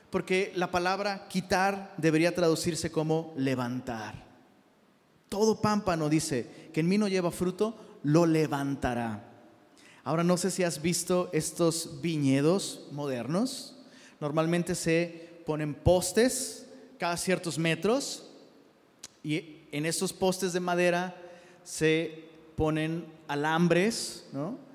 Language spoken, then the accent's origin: Spanish; Taxco, Guerrero, Mexico; Y, de hecho, ahora que fui a Tasco, sí sabías que soy de Tasco, ¿eh?